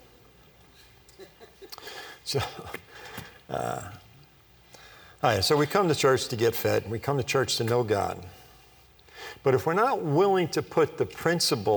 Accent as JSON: {"language": "English", "area": "Long Island", "region": "New York", "country": "United States", "tie": "born or raised there", "said": "I was born on Long Island, New York"}